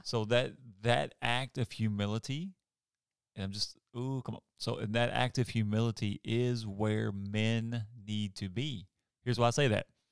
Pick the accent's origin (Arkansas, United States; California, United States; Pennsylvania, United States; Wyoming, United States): Arkansas, United States; moved away; I'm from Arkansas